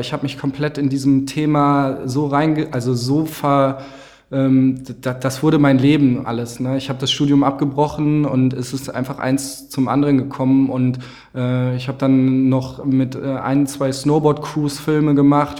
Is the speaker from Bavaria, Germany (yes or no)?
no; Winterberg, North Rhine-Westphalia, Germany; ich komme aus dem Sauerland, aus Winterberg